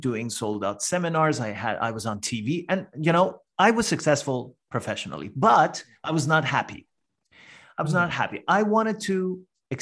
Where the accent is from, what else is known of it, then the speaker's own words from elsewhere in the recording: Iran; English is a second language; moved away as an adult; now in Canada; I'm originally from Iran